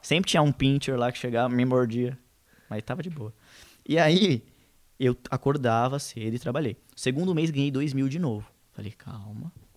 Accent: São Paulo, Brazil; A gente é da Zona Leste, Leste, Leste.

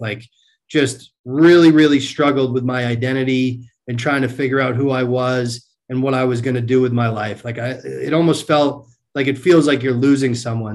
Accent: Marlborough, Massachusetts, United States; I grew up in central Massachusetts

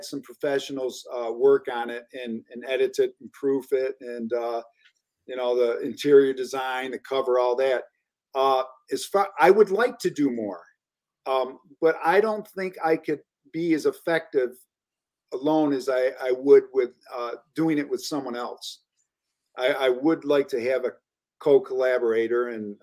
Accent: Elmira, New York, United States; I grew up in Elmira.

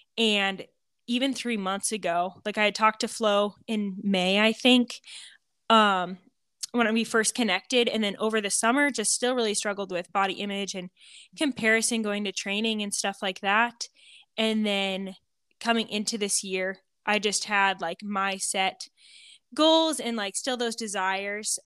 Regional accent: Montana, United States; moved away as an adult; also born or lived in Kansas; now in Hays, Kansas, United States; I Am a Montana girl, born and raised in Montana

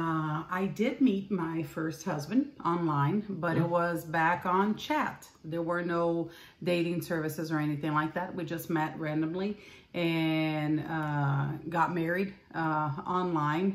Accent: Recife, Pernambuco, Brazil; moved away as an adult; also born or lived in Angola; now in United States; I'm from Brazil, and I was born and raised in Brazil, Northeast Brazil, in Recife.

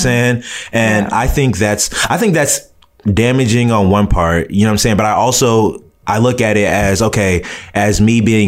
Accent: United States; I was born and raised here in America. But my parents, I'm a first generation Nigerian.

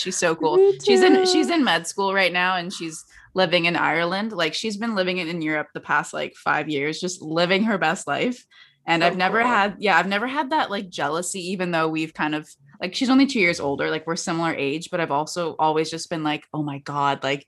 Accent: West Vancouver, British Columbia, Canada; I grew up in West

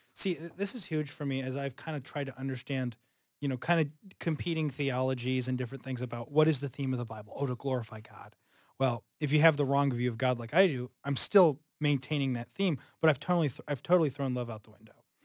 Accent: Southern California, United States; now in Chicago, United States; I'm from Southern California.

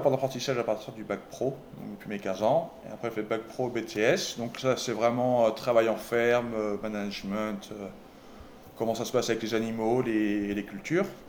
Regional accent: Les Herbiers, Pays de la Loire, France; accent: franchouillard; moved away as an adult; now in Whitewater, United States; je suis originaire de Vendée. des herbiers

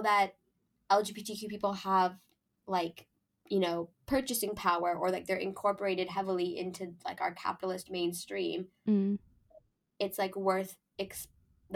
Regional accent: Canada; I'm from Canada

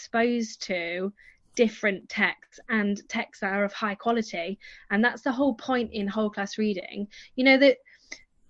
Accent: the north of England, United Kingdom; accent: northern; moved away; I'm northern, so my accent's very different to where the children I teach is

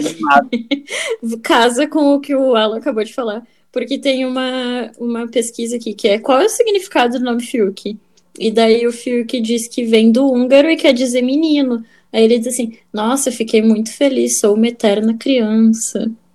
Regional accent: Fortaleza, Ceará, Brazil; nascida e criada em Fortaleza

